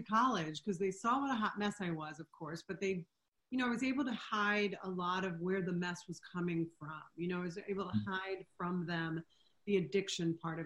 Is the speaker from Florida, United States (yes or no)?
yes; Florida, United States; moved away as an adult; now in New York City, United States; I grew up in Florida.